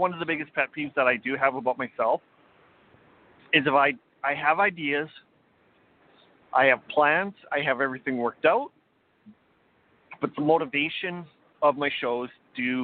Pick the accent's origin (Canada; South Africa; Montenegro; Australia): Canada; Weyburn, Saskatchewan; my hometown of Weyburn, Saskatchewan